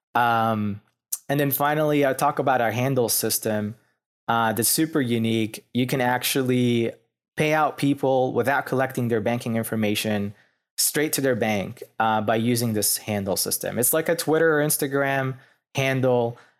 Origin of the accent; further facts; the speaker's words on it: Lebanon; moved away as an adult; also born or lived in Pennsylvania, United States / Philadelphia, United States / New York City, United States; now in Louisville, United States; I'm actually was born and raised in Lebanon